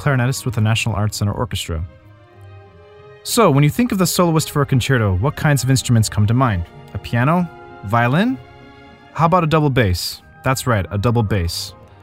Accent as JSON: {"language": "English", "region": "Newfoundland and Labrador", "country": "Canada", "said": "I'm from Newfoundland. You know, I was pretty isolated for a long time."}